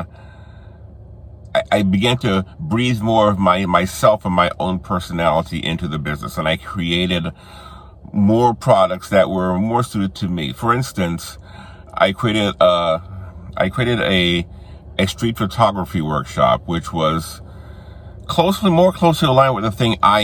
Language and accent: English; New Orleans, Louisiana, United States; moved away; New Orleans, which was my hometown